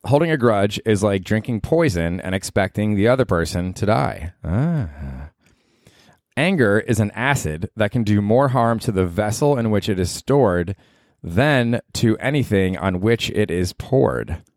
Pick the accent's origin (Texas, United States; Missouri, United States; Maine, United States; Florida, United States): Florida, United States; Tampa; moved away as an adult; also born or lived in Georgia; I grew up in Tampa